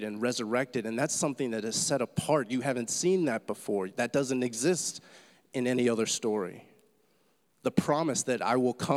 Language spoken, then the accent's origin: English; Pittsburgh, Pennsylvania, United States; moved away; I'm from Pittsburgh originally